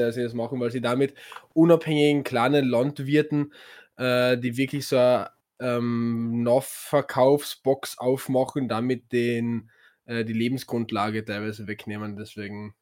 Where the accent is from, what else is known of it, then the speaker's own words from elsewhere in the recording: Carinthia, Austria; bei uns in Kärnten